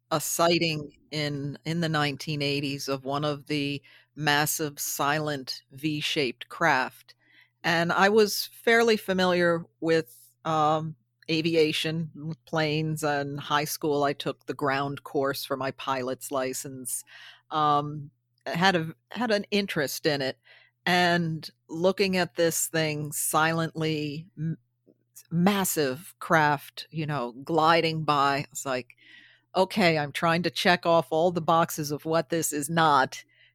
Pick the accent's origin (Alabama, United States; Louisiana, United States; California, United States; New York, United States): New York, United States; I lived it. I'm born and raised in the Hudson Valley. And as a child, I remember hearing all these stories.